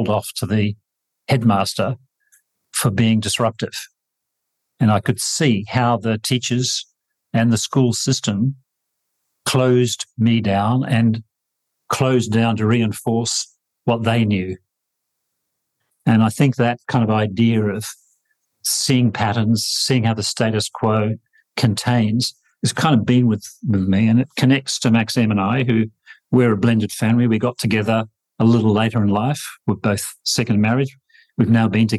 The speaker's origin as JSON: {"language": "English", "country": "New Zealand", "tie": "born or raised there", "said": "I grew up in New Zealand with an Austrian Jewish mother"}